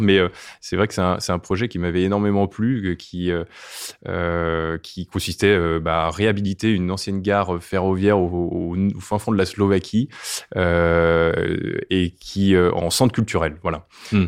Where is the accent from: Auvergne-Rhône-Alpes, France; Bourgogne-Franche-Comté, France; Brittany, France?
Brittany, France; je suis breton